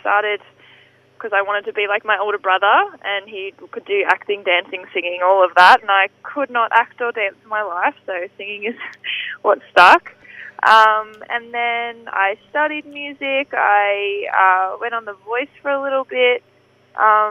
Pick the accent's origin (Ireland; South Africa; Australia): Australia; Werribee, Victoria; I'm from Werribee